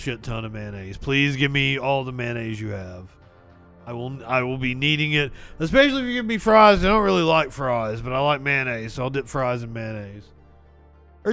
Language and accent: English; United States; I'm such an American